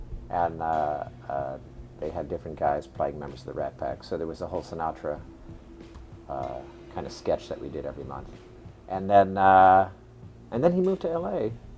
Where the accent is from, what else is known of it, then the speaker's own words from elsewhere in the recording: New Jersey, United States; also born or lived in New York; now in Los Angeles, United States; And then I grew up in New Jersey. And then I, of course, moved to New York, which is where we met many years ago. And then I moved to Los Angeles 4 years ago.